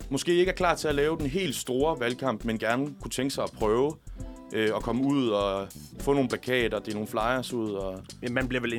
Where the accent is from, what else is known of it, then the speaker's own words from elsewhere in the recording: Tønder, Southern Denmark, Denmark; jeg er venstre øh, hjemme i Tønder, hvor jeg kommer fra, heller ikke har et problem med at rekruttere venstrefolk.